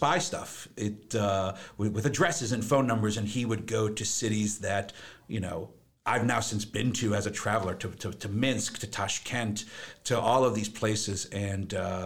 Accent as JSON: {"language": "English", "town": "Framingham", "region": "Massachusetts", "country": "United States", "tie": "born or raised there", "said": "I was born in Framingham, Massachusetts, so grew up in what is now considered the Metro West area, but was back then just considered the suburbs of Boston"}